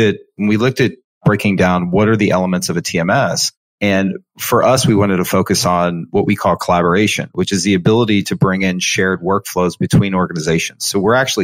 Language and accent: English; Cincinnati, Ohio, United States; I actually am born and raised in Cincinnati, Ohio